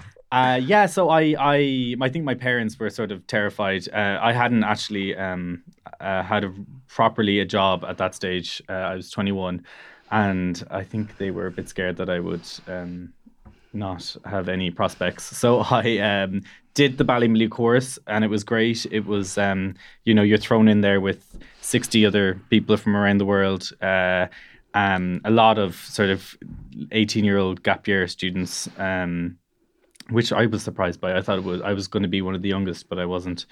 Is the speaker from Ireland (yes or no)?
yes; Cork, Munster, Ireland; I'm from the Harbour area, which, so I, I grew up near the city, uh, and went to school in the city